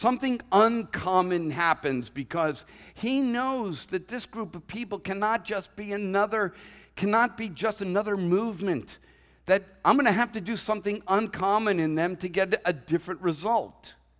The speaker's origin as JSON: {"language": "English", "town": "Boston", "region": "Massachusetts", "country": "United States", "said": "But you know, I'm a Bostonian at heart. I know what it's like."}